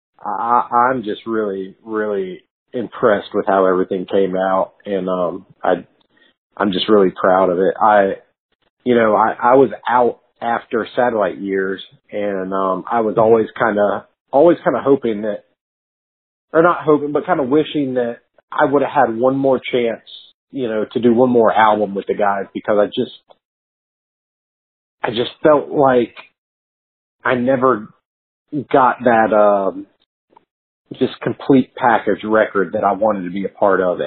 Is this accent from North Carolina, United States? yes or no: yes; Charlotte, North Carolina, United States; also born or lived in Wilson, North Carolina / Indiana; I was born in Wilson, North Carolina. At some point, I was living in Indiana pre-kindergarten, but then when I started kindergarten, I was in Charlotte by then. So from then till now, yeah, pretty much.